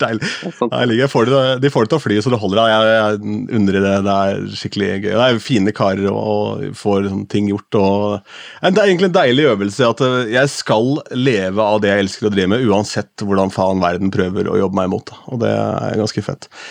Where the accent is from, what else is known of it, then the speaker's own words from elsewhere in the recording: Askim, Østfold, Norway; moved away; hjemme i Askim, hvor jeg kom fra